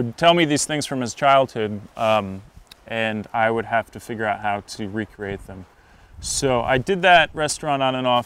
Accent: Nyack, New York, United States; I grew up around New York City in Nyack

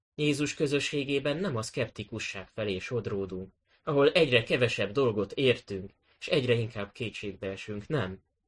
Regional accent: Budapest, Hungary; A nyolcadik kerületi gyülekezetbe, ahonnan, eh, ahol én is felnőttem

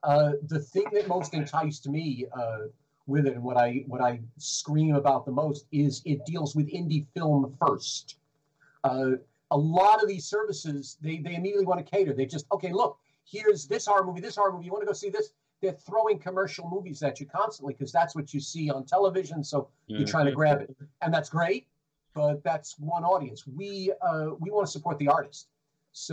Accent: New York, United States; We didn't have speech class, and I'm from the Bronx. I'm from the Bronx, New York, where everyone talked like this.

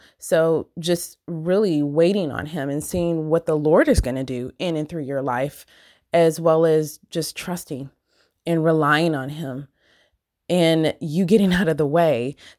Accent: Michigan, United States; So I've talked about, I'm from Michigan, and I never remember growing up and trick-or-treating and stuff

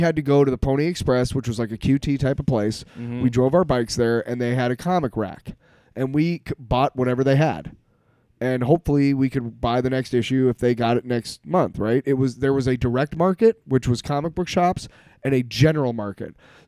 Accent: Bismarck, North Dakota, United States; I grew up in North Dakota

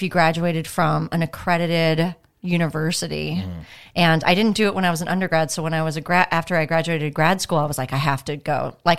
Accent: Iowa, United States; moved away as an adult; also born or lived in Wisconsin / Liverpool, England / Dublin, Ireland / Austin, Texas; now in Los Angeles, United States; I'm originally, I was born and raised in Iowa.

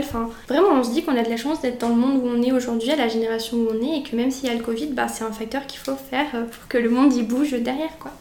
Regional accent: near Brioude, Auvergne-Rhône-Alpes, France; moved away as an adult; now in Montpellier, France; je suis auvergnate puisque je viens d'un petit village à côté de Brioude

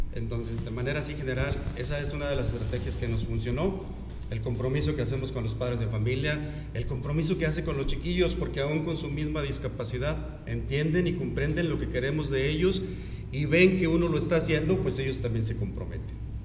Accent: Saltillo, Coahuila, Mexico; moved away as an adult; now in Comarca Lagunera, Mexico; yo soy de Saltillo

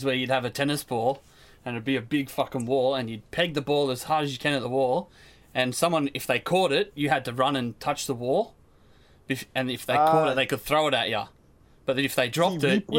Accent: Australia; I'm Aussie. We kind of speak the same slang, and if we don't, I'm quick to pick it up.

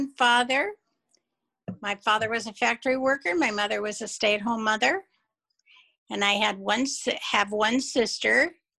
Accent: Albion, Michigan, United States; now in Seattle, United States; I grew up in Albion, Michigan.

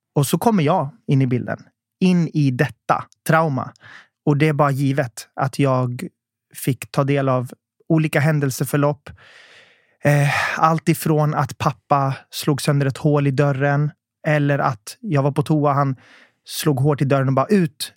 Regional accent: Södertälje, Stockholm County, Sweden; jag växte upp i Södertälje

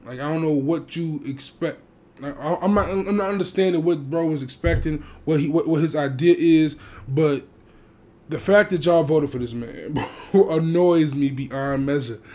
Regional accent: Chicago, Illinois, United States; in my hometown in my home city chicago

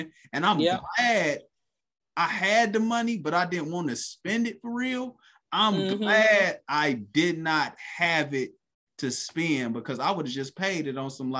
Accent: Cleveland, Ohio, United States; growing up, I'm from Cleveland.

